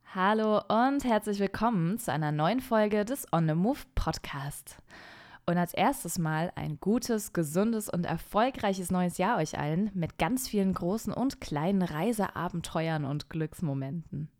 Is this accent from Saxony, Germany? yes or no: no; Franconian Switzerland, Bavaria, Germany; in die fränkische Schweiz, meine Heimat.